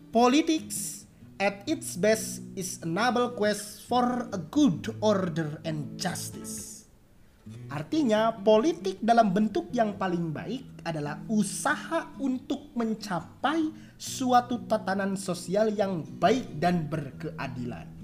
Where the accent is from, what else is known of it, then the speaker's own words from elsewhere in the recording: West Java, Indonesia; Maaf ya kalau bahasa Inggris saya jelek